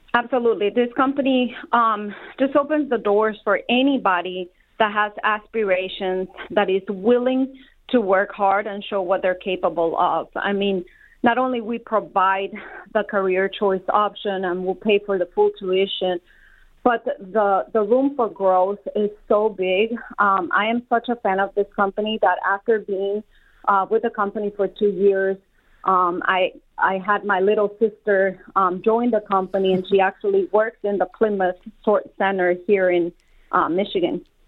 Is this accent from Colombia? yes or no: yes; Colombia; born or raised there; moved away as an adult; also born or lived in South Carolina; now in Detroit, United States